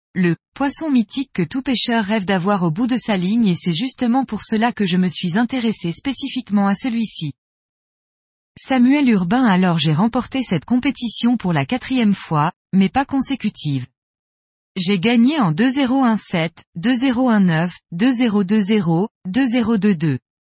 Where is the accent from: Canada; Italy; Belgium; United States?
Belgium; now in Sainte-Maxime, France; je suis originaire de Belgique et je vis actuellement à Sainte-Maxime dans le Var